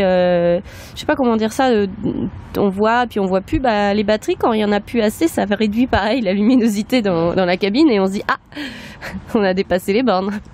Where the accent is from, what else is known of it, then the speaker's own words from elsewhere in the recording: Nantes, Pays de la Loire, France; now in Caen, France; je suis nantaise